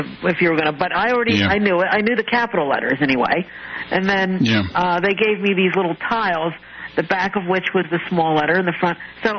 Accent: Philadelphia, Pennsylvania, United States; now in St. Louis, United States; I'm actually from Philadelphia, or the Philadelphia area of Pennsylvania. I was born in Philly.

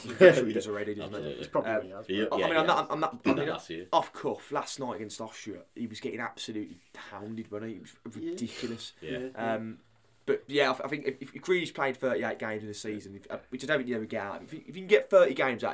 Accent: England, United Kingdom; not because I'm English

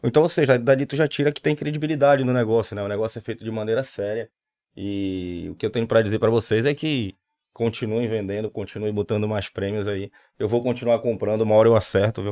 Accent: Pará, Brazil; moved away as an adult; now in Recife, Brazil; Sou, sou paraense, tô aqui já Vão fazer 18 anos

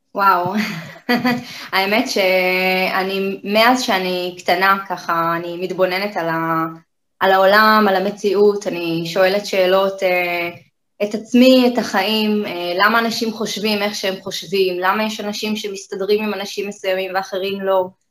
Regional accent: Kiryat Ono, Tel Aviv District, Israel; born or raised there

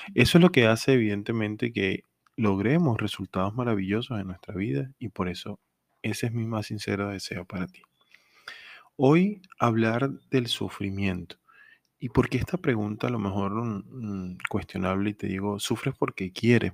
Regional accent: Venezuela; en mi país, Venezuela

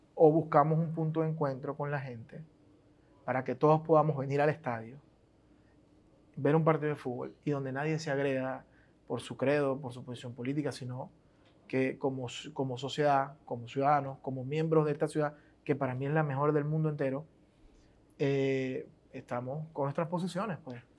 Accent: Venezuela; yo soy un joven venezolano normal con con una caracterización cultural muy, muy de barrio, pues porque crecí así.

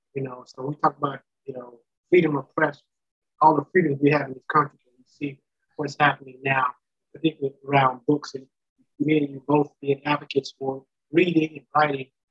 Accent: the South, United States; I'm from the South

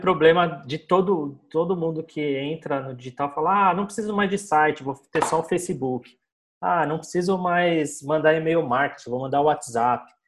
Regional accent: São Paulo, Brazil; sou aqui de São Paulo, tenho uma agência aqui na Vila Madalena

